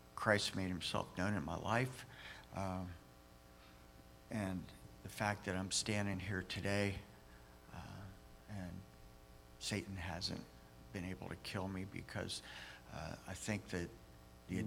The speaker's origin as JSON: {"language": "English", "country": "United States", "said": "I'm an American"}